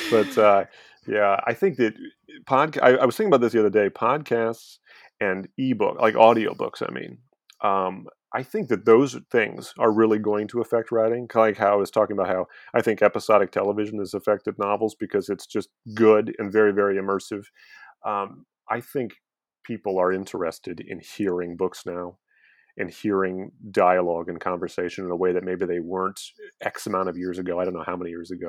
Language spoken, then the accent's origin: English; St. Louis, Missouri, United States; St. Louis, Missouri.